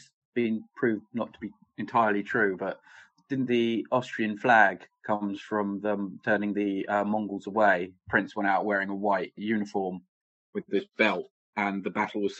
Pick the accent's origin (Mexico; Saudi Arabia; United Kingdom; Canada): United Kingdom; So being British